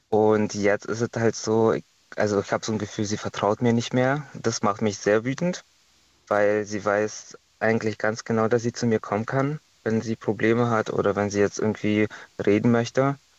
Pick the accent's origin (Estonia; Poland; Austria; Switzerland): Estonia; now in Germany; ich komme ja ursprünglich aus Estland